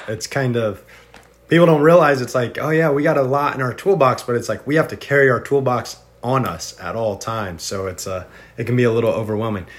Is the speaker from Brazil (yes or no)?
no; Indiana, United States; moved away; also born or lived in Florida; I originally I'm from Indiana originally, and then we moved to Florida